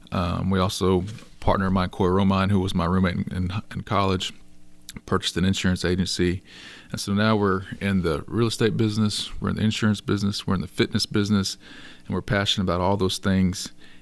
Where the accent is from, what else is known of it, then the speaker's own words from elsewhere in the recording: Schulenburg, Texas, United States; also born or lived in Austin; So I grew up here in Schulenburg, where we're hosting the podcast show today, and I moved off to Austin for 15 years, met my wife, grew a family, moved back here 3 years ago.